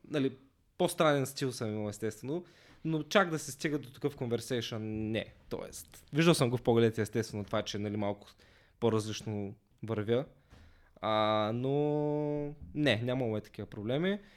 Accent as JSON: {"language": "Bulgarian", "town": "Basarbovo", "region": "Ruse Province", "country": "Bulgaria", "tie": "born or raised there", "said": "по принцип съм от Русе, а, от едно малко селце до Русе, Басарбово. Там съм израснал, а, но като цяло в Русе съм учил, така че повечето ми време съм прекарал в Русе."}